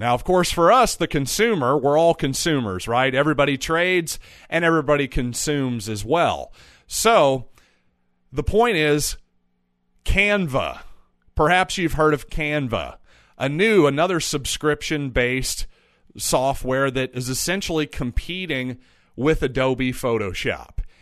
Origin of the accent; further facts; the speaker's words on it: United States; as an American